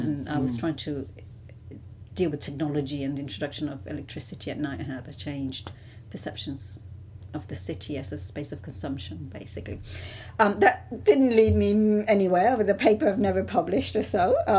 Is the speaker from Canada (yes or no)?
no; Puerto Rico; English is a second language; now in United Kingdom; Well, and so when I came to the UK, it was interesting because in Puerto Rico, identifying yourself as a Lat